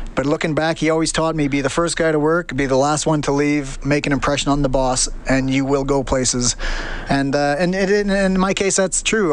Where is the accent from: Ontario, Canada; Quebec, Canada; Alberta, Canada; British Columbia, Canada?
Alberta, Canada; Stony Plain; moved away as an adult; now in London, United Kingdom; growing up in Stony Plain to moving to London